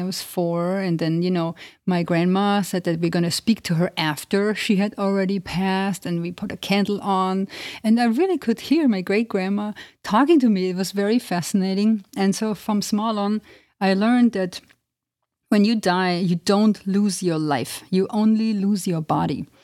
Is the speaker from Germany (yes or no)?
yes; Germany; moved away as an adult; also born or lived in Transylvania, Romania (family origin); now in United States; I grew up in Germany, but with a family coming from Transylvania, which is in Romania